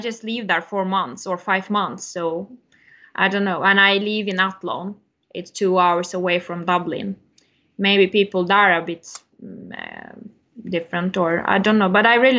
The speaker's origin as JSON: {"language": "English", "region": "Istanbul", "country": "Turkey", "tie": "born or raised there", "also_born_or_lived": "Ankara, Turkey / Ireland", "second_language": "English", "moved": "as an adult", "lives_now": "Sweden", "said": "I was born in Istanbul, and when I graduated from high school, I moved to Ankara, the capital, and I studied there for 5 years."}